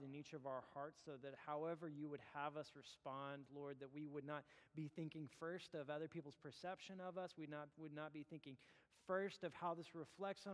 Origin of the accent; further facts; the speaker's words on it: Terrell, Texas, United States; I grew up in Terrell